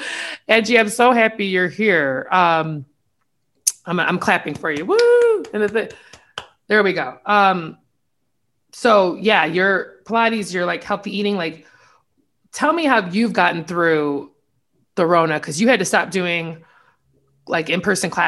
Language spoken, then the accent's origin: English; Hammond, Indiana, United States; we're from Hammond together, went to high school.